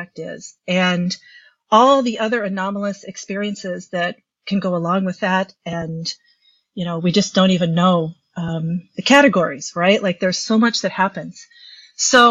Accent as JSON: {"language": "English", "region": "Midwest", "country": "United States", "also_born_or_lived": "Minnesota", "said": "I'm a psychotherapist in Minnesota. I'm just a Midwesterner"}